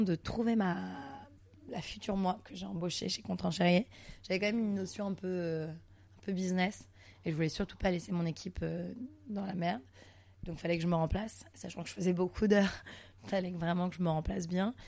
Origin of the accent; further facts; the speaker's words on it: Montreal, Quebec, Canada; now in Paris, France; je suis née à Montréal, pour la petite histoire, je suis née à Montréal, au Canada